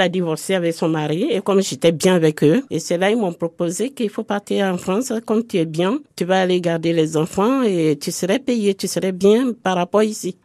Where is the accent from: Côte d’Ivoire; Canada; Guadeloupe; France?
Côte d’Ivoire; moved away; also born or lived in Abidjan; je suis de la Côte d'Ivoire